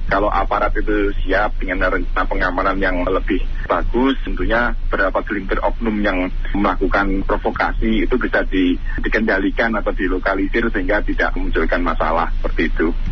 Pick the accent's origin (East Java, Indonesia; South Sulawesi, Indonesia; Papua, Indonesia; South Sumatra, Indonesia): East Java, Indonesia; Malang; kami sebagai warga Malang